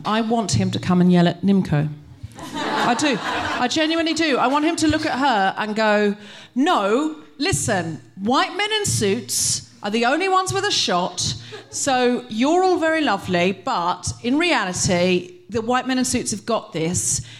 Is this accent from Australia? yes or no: yes; Australia; So I am Australian, and I love the fact that we have compulsory voting